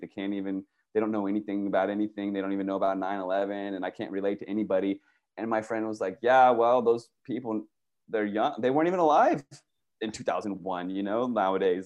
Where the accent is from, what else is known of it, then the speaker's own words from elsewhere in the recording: Virginia, United States; moved away as an adult; also born or lived in Washington, D.C. / California; I grew up in Virginia